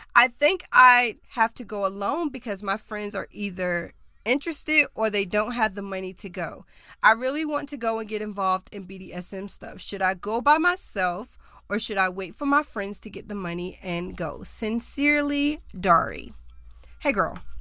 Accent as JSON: {"language": "English", "town": "Charlotte", "region": "North Carolina", "country": "United States", "tie": "born or raised there", "said": "I was born and raised in North Carolina. I lived in Charlotte."}